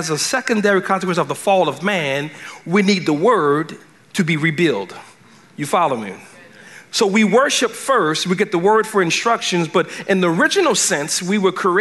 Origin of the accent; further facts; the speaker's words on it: Cajun, Louisiana, United States; I'm a Cajun boy